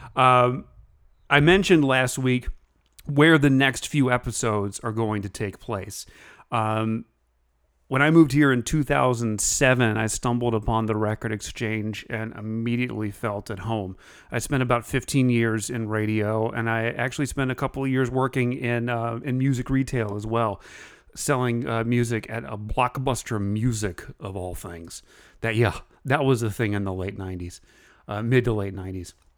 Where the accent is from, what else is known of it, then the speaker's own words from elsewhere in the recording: Central Virginia, United States; moved away; I'm originally from Central Virginia